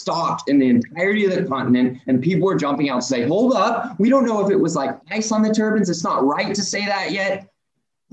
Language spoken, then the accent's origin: English; Oklahoma, United States; I'm from Oklahoma. I'm from Oklahoma State. I've got family in oil and gas